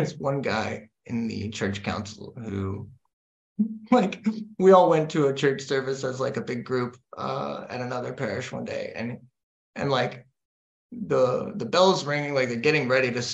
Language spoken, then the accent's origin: English; United States; moved away as an adult; now in Denmark; I'm the American